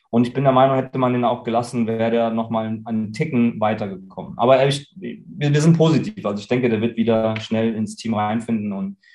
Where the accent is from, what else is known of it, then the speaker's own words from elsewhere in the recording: Germany; born there; ich bin hier geboren in Deutschland und ähm, mir fehlt es einfach hier.